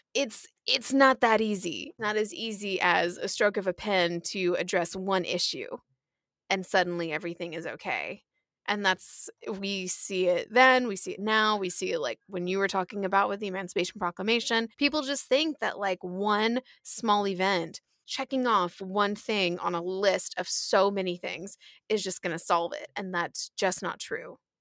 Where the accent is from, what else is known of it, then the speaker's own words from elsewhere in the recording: Atlanta, Georgia, United States; we are from Atlanta